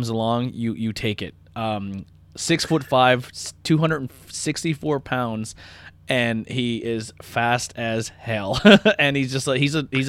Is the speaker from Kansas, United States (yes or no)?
no; Pennsylvania, United States; I'm from Pennsylvania.